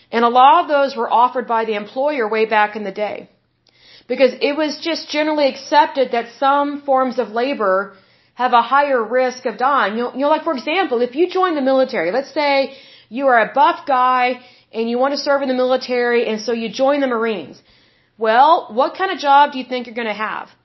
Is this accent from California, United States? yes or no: no; Oklahoma, United States; I'm from Oklahoma, and way back in the day, we had a lot of mills and factories here.